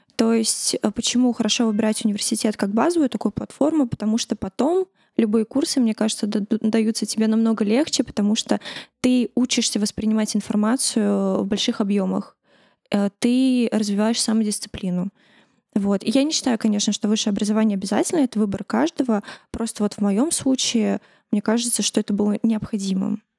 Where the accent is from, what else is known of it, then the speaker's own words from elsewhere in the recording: Tashkent, Uzbekistan; now in Russia; я росла э, в Ташкенте, в русской среде, училась в русском классе, в русской школе